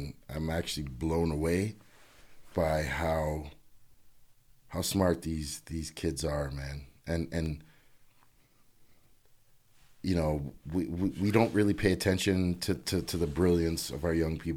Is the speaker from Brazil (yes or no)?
no; Canada; I'm Canadian through and through